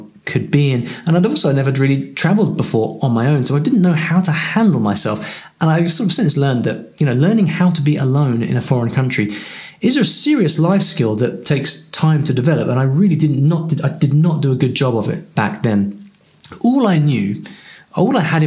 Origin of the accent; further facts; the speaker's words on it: United Kingdom; I'm from the UK